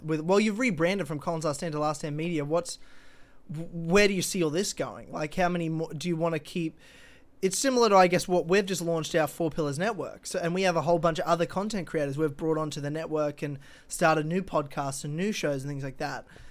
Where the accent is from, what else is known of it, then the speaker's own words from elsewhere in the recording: Australia; being an Australian